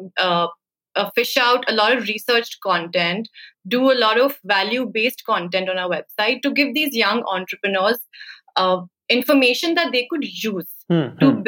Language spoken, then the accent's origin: English; Chandigarh, India; also born or lived in Italy / Bombay; I moved back home to Chandigarh, which is my hometown